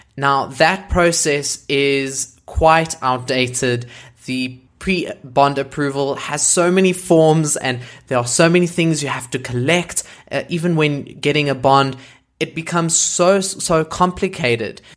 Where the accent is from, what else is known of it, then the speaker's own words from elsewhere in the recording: South Africa; I am a South African content creator